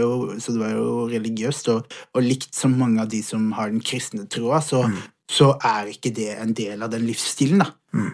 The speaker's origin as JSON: {"language": "Norwegian", "town": "Vegårshei", "region": "Agder", "country": "Norway", "tie": "born or raised there", "said": "jeg fikk muligheten til å, til å vokse opp på et sånt sted"}